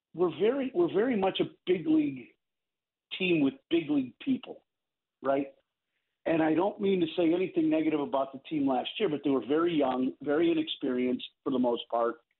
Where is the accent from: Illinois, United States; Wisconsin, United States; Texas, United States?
Illinois, United States; Chicago; as a Chicagoan that I am